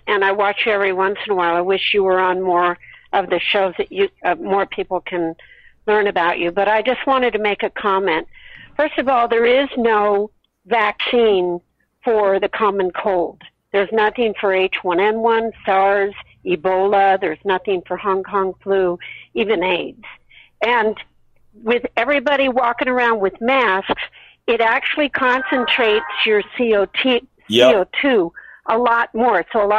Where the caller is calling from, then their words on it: Los Angeles, California, United States; I'm calling from Los Angeles, California.